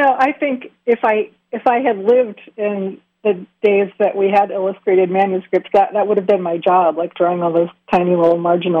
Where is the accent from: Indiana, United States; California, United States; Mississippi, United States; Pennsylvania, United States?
Pennsylvania, United States; I was pretty mired in the center part of the state